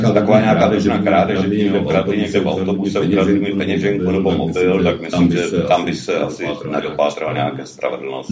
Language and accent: Czech; Czechia; jsem z České republiky